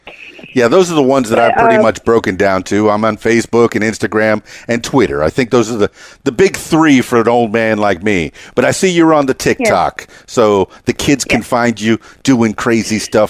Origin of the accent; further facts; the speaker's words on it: Miami, Florida, United States; I'm a Cuban guy. You know, white guy from Miami.